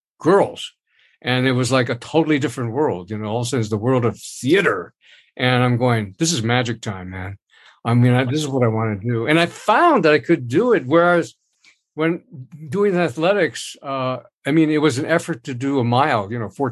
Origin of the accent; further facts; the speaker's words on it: Honolulu, Hawaii, United States; I was born and raised in Honolulu, Hawaii